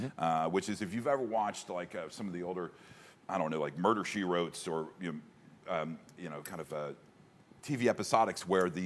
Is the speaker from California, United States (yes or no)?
no; Cincinnati, Ohio, United States; Born and raised in Cincinnati